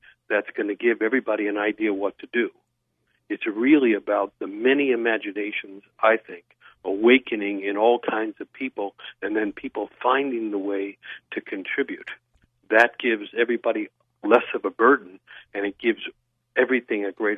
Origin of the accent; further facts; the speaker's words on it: New York City, New York, United States; I grew up in New York City